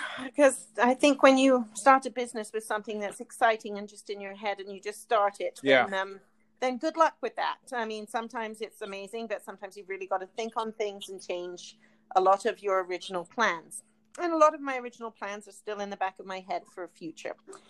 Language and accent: English; United Kingdom; We're both British. We met in Calgary.